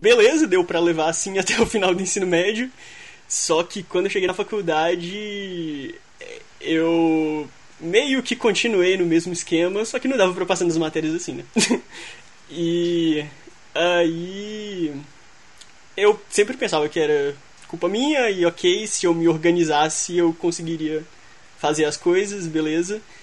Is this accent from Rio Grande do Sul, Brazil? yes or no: no; Belo Horizonte, Minas Gerais, Brazil; eu sou de BH